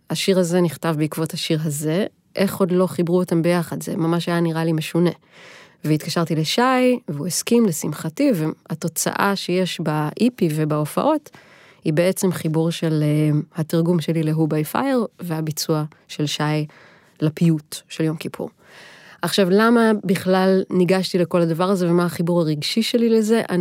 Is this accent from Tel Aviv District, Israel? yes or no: no; Nazareth Illit, Northern District, Israel; born there; לא, לא, נצרת עילית, אני לא נולדתי בנוף הגליל.